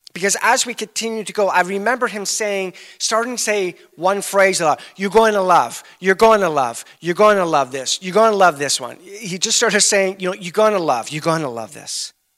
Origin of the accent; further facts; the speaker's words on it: Canada; we're, we're from Canada.